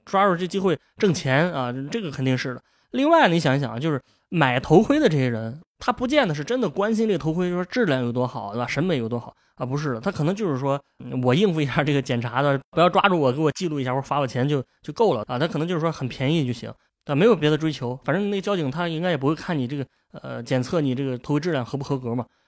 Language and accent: Chinese; Shandong, China; 我作为一个山东人